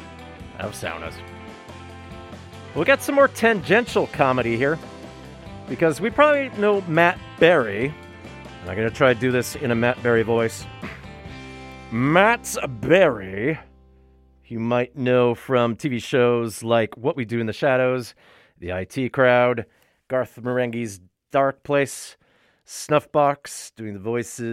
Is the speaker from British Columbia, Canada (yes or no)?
no; Thunder Bay, Ontario, Canada; born or raised there; now in Vancouver, Canada